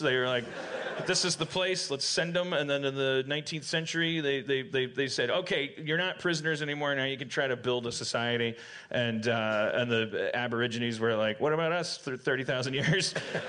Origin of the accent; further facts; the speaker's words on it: Midwest, United States; I'm from the Midwestern United States.